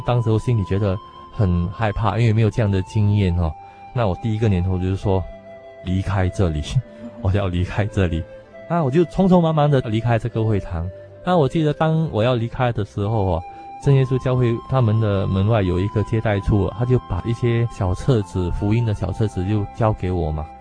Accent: Singapore; moved away as an adult; now in Taiwan; 我是来自新加坡的

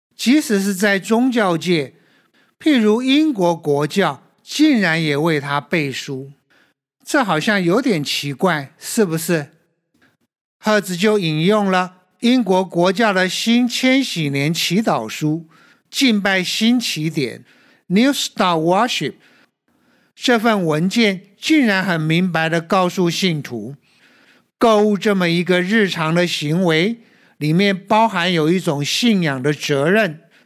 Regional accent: Taiwan; 我们台湾人

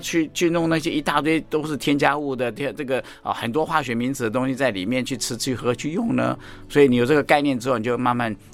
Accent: Taiwan; 我们台湾话叫嗲玛嘎

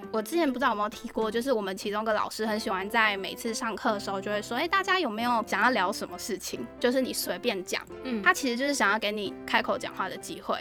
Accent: Taiwan; 那时候那个班级亚洲人的话，只有我一个台湾人跟韩国人

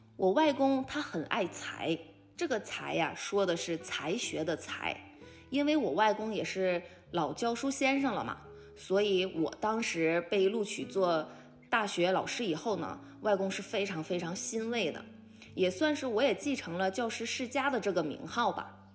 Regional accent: Changchun, Jilin, China; moved away; 我是来自东北长春的

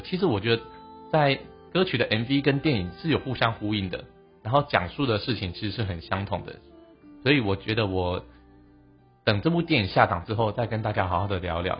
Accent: Taiwan; 我们台湾人

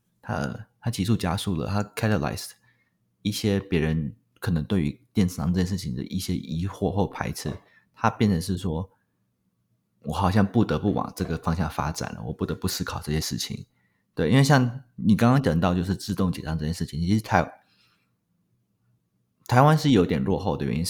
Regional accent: Shanghai, China; 因为我以前在上海上海长大嘛，

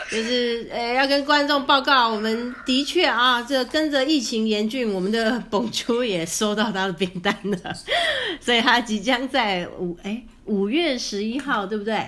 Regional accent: Taiwan; 我们台湾人

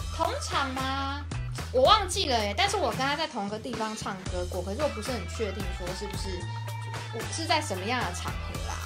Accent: Taiwan; 让我们台湾人去吃一样。

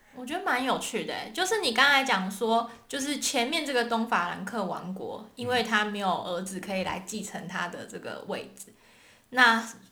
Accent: Taiwan; moved away as an adult; now in Germany; 我们当然就是会说自己是从哪里来的，就比如说台湾啊

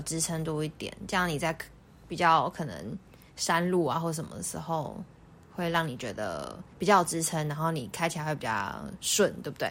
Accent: Taiwan; 我们台湾人习，顾客就习惯店家给我们多一点宽容度

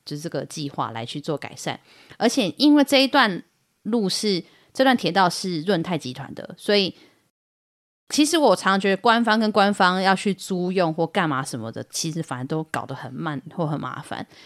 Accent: Luodong, Yilan County, Taiwan; 我在罗东长大，我，我念东光

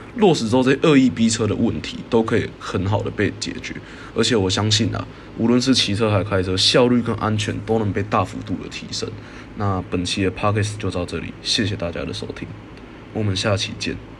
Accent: Taiwan; 身为一个台湾人，通常接触的第一个机动交通工具啊， 就是机车， 再来才会是汽车

